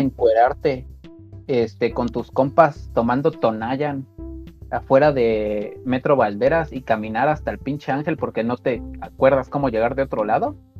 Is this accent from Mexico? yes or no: yes; Mexico; uno como mexicano